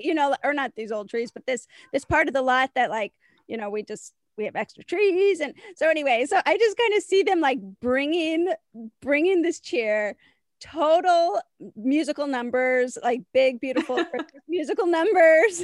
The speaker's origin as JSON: {"language": "English", "town": "Chicago", "region": "Illinois", "country": "United States", "said": "I'm from Chicago"}